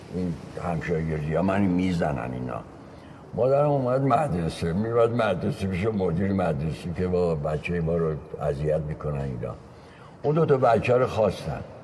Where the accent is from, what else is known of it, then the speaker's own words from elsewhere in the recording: Tehran, Tehran Province, Iran; also born or lived in Rasht, Gilan, Iran; پدر مادرم اومدن تهران تهران ناصر خسرو تو یه خیابونی بود اونجا به نام مردی کلاس دوم ابتدایی رو رفتیم